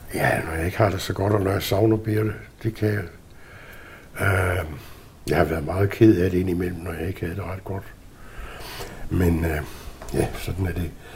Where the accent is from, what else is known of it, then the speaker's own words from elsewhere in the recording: Southern Jutland, Southern Denmark, Denmark; moved away; voksede jeg op i Sønderjylland. I en lille bitte landsby, pokker i vold, uden for landslovret